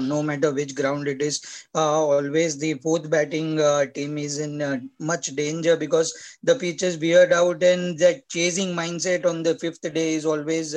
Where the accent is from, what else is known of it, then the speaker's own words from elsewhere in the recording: India; as an Indian